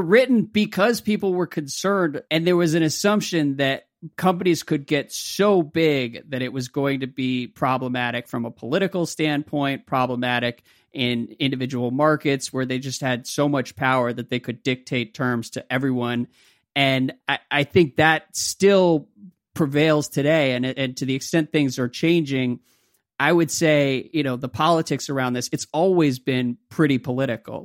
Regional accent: United States; as an American, an American sports fan

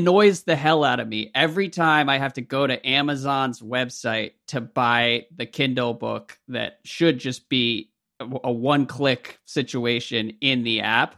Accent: United States; as an American

